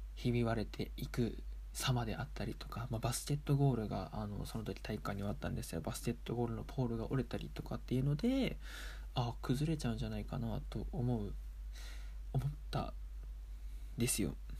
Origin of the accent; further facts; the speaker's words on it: Aomori, Japan; also born or lived in Sendai; 一応青森県出身ですし